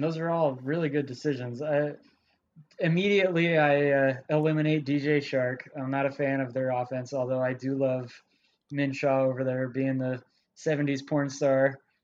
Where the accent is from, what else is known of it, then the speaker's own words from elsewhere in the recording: San Diego, California, United States; I'm from San Diego